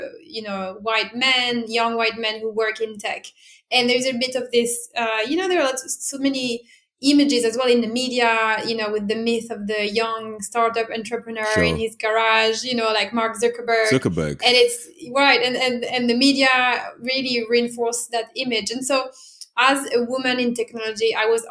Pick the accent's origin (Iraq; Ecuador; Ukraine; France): France; English is a second language; moved away as an adult; also born or lived in Italy; now in London, United Kingdom; I was born and bred in France, like, as you can probably hear from my accent